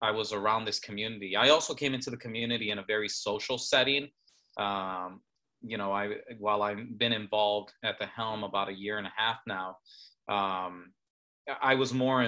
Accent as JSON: {"language": "English", "town": "Chicago", "region": "Illinois", "country": "United States", "tie": "born or raised there", "said": "I grew up in Chicago, very urban area where we didn't have much access to pools"}